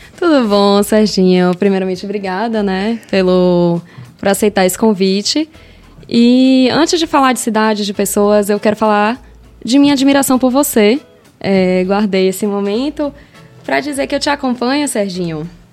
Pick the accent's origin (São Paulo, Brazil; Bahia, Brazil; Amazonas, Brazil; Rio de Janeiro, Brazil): Bahia, Brazil; Salvador; Eu sou de Salvador